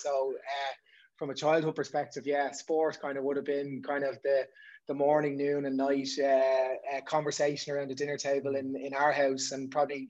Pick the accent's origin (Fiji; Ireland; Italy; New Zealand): Ireland; Dublin, Leinster; But you say born and bred.